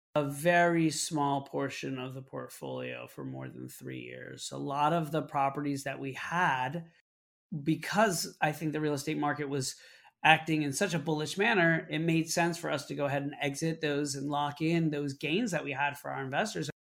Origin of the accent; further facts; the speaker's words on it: Orlando, Florida, United States; now in Brooklyn, New York, United States; I grew up in Orlando, Florida, moved to New York to pursue a career in theater.